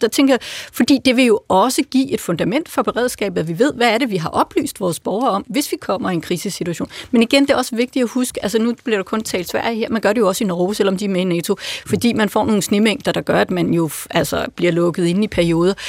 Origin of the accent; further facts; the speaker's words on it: Lolland, Zealand, Denmark; moved away; Jeg voksede op på Lolland